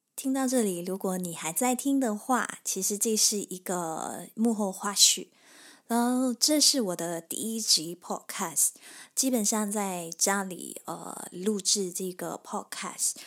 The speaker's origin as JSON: {"language": "Chinese", "town": "Kota Tinggi", "region": "Johor", "country": "Malaysia", "tie": "born or raised there", "said": "我出生于马来西亚，南部柔佛州的一个小地方。小地方就叫哥打丁仪，距离新加坡大概六十公里，一小时又十五分钟的车程"}